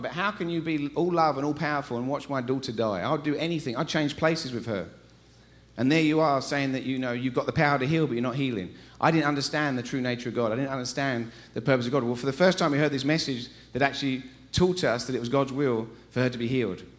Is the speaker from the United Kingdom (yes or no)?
yes; England, United Kingdom; accent: English; moved away as an adult; now in Colorado, United States; we're from England. We moved here 13 years ago. We haven't lost our accents.